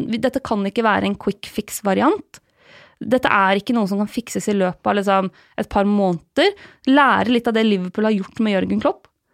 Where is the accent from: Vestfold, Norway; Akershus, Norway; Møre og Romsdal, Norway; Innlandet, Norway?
Innlandet, Norway; Lillehammer; moved away; Jeg skal hjem til eh, Lillehammer, eh, der jeg kommer fra